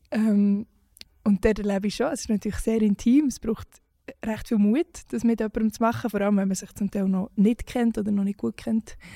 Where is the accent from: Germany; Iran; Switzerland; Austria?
Switzerland; weil wir auch gewisse Privilegien haben, als Schweizer Musikschaffende